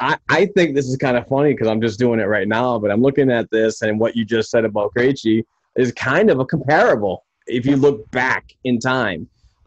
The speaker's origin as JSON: {"language": "English", "country": "United States", "said": "being an American myself."}